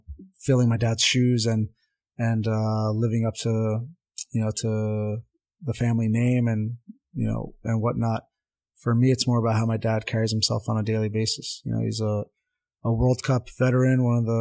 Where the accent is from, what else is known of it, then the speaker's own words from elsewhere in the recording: Montvale, New Jersey, United States; first language Armenian; English is a second language; I grew up in Montvale, New Jersey